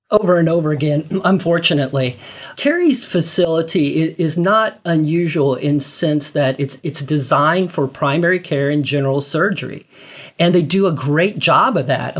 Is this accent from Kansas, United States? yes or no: yes; Holton, Kansas, United States; moved away; I'm actually from Holton, Kansas myself